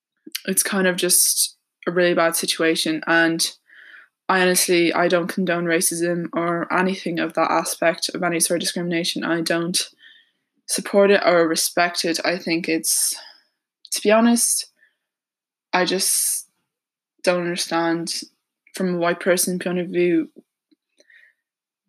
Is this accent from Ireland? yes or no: yes; Ireland; I'm 18 years old and I'm from Ireland.